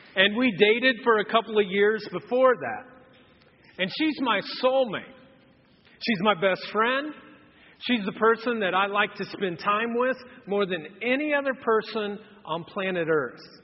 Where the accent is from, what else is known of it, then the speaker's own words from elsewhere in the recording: Anderson, United States; I grew up in Anderson